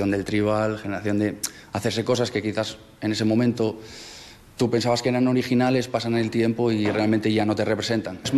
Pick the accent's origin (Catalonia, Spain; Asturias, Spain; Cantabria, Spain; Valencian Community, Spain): Asturias, Spain; also born or lived in Andalusia (half Andalusian); nuestras virtudes de asturianos.